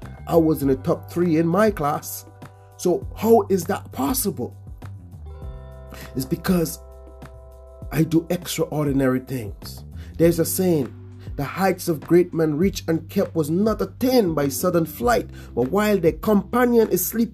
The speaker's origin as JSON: {"language": "English", "town": "Portsmouth", "country": "Dominica", "tie": "born or raised there", "said": "in Portsmouth, where I grew up in the Caribbean."}